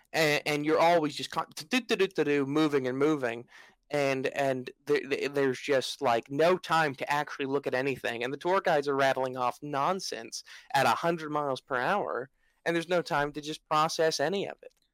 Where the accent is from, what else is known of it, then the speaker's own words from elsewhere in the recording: United States; I, as an American